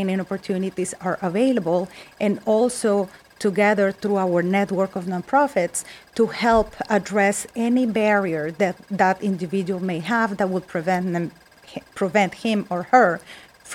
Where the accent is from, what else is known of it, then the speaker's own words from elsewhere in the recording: Colombia; English is a second language; moved away as an adult; also born or lived in Westport; now in Wallingford, United States; I'm Colombian